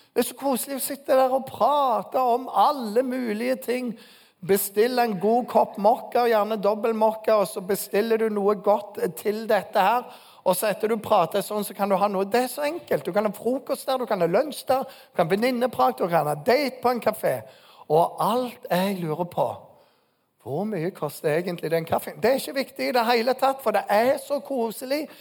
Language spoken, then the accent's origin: Norwegian; Bryne, Rogaland, Norway; moved away; Bryne, der jeg kommer fra.